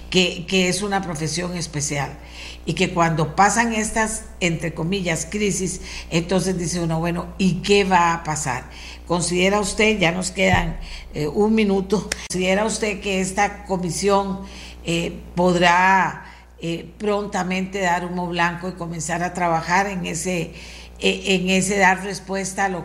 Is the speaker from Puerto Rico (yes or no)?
no; Costa Rica